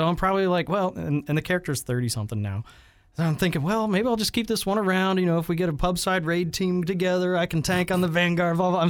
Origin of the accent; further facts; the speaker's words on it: Texas, United States; I'm from Texas.